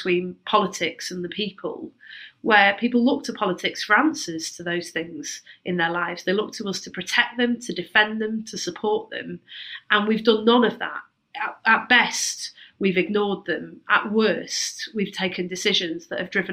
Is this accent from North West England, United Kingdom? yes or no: yes; Manchester, North West England, United Kingdom; I grew up in Manchester